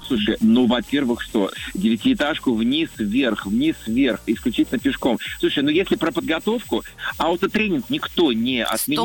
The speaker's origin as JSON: {"language": "Russian", "town": "Novosibirsk", "region": "Novosibirsk Oblast", "country": "Russia", "tie": "born or raised there", "said": "Новосибирск, мой родной город"}